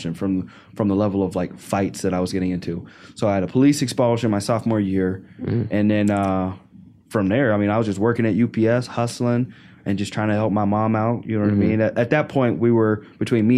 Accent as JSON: {"language": "English", "region": "Arkansas", "country": "United States", "tie": "born or raised there", "moved": "yes", "said": "I grew up in Arkansas"}